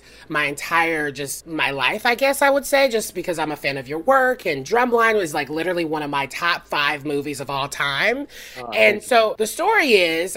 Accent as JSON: {"language": "English", "region": "the South", "country": "United States", "said": "I'm from the South"}